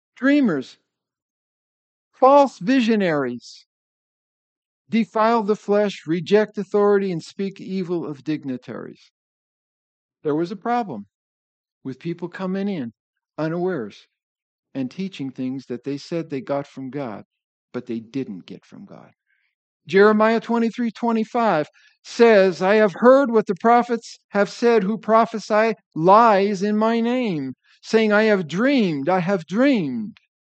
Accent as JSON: {"language": "English", "region": "northeastern Pennsylvania", "country": "United States", "tie": "born or raised there", "said": "I was growing up in Pennsylvania"}